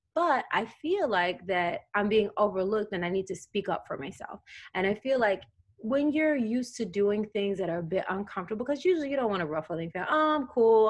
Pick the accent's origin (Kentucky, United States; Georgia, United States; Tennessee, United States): Tennessee, United States; I grew up in Tennessee.